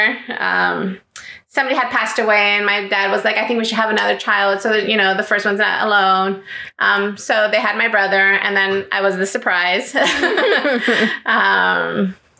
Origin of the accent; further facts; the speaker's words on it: Hollywood, Florida, United States; first language Greek; English is a second language; I was born in Hollywood, Florida